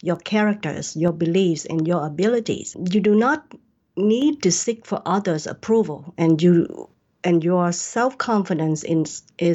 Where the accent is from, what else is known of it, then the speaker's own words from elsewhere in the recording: Vietnam; now in United States; I was born and raised in Vietnam. I came to USA as refugee after the war in 1978, and I have lived in the United States for almost 40 years.